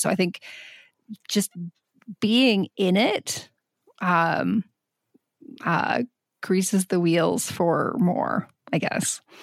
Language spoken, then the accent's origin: English; Southwest Michigan, United States; moved away; growing up in Southwest Michigan